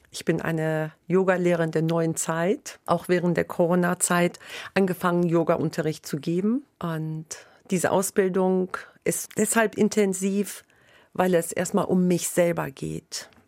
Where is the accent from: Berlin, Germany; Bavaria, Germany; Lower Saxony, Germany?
Lower Saxony, Germany; Hanover; moved away as an adult; now in Bremen, Germany; Ich komme ja ursprünglich aus Hannover und seit 2005 wohne ich in Bremen.